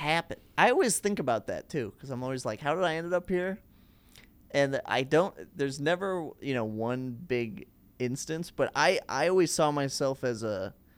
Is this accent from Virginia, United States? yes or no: no; Plymouth, Minnesota, United States; now in Chicago, United States; just outside Minneapolis in a suburb uh, called Plymouth